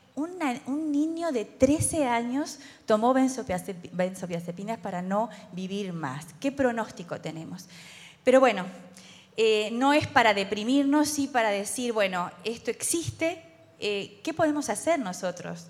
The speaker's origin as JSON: {"language": "Spanish", "country": "Uruguay", "said": "como somos los uruguayos"}